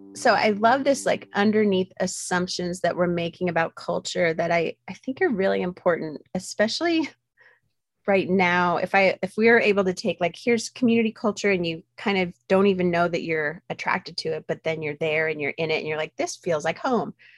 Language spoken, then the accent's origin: English; Utah, United States; I grew up very isolated in Utah